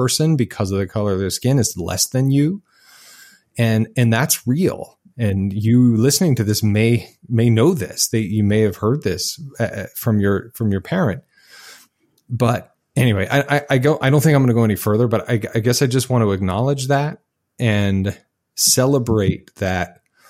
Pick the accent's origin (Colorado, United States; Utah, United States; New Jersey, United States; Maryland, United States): Utah, United States; I grew up in Utah, where if you were black, you probably played for the Utah Jazz